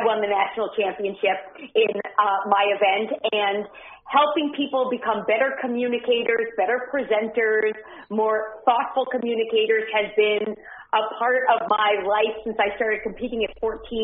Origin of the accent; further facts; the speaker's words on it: New York City, New York, United States; I grew up in New York City